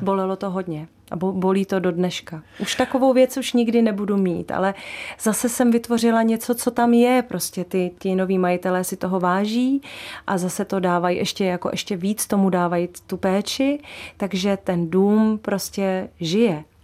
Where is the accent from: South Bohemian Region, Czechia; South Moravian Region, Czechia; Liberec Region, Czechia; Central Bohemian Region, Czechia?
Central Bohemian Region, Czechia; Kamenice; also born or lived in Netvořice / Točná; now in Říčany, Czech Republic; já jsem vyrůstala v Těptíně, eh, u, kam, u Kamenice, u Nové hospody, kousek od Jílového u Prahy